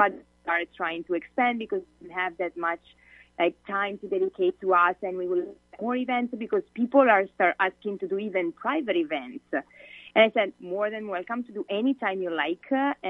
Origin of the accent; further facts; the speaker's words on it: Italy; English is a second language; moved away as an adult; I moved here from Italy 4.5 years ago because I wanted to improve my English. And I'm a citizen in Italy.